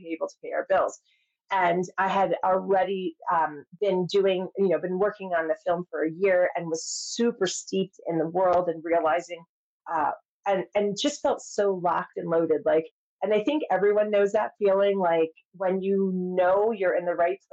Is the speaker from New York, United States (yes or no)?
yes; New York, United States; I'm from New York